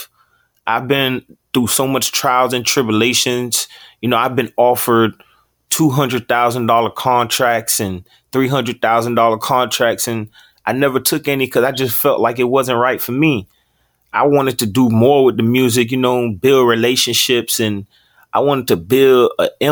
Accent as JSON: {"language": "English", "town": "Opa-locka", "region": "Florida", "country": "United States", "tie": "born or raised there", "also_born_or_lived": "Fort Lauderdale, Florida", "said": "I was actually born in Fort Lauderdale, Florida, but I was raised in Opa-locka, Florida. That's also in Miami."}